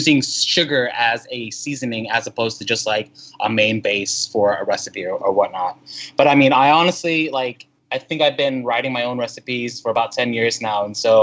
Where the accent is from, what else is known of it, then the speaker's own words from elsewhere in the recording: Houston, Texas, United States; growing up in Houston, I remember like, oh my God, summertime means I got to bring like 3 shirts with me in the car